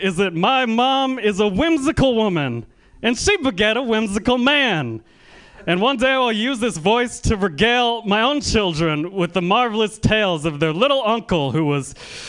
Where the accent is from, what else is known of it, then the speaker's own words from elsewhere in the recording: Bay Area, California, United States; People in the Bay Area ask me where my accent is from a lot, which offends me because I'm from the Bay Area.